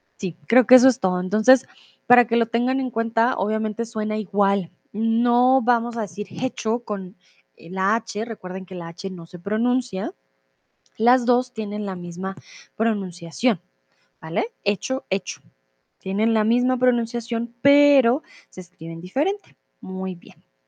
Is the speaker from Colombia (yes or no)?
yes; Colombia; soy de Colombia.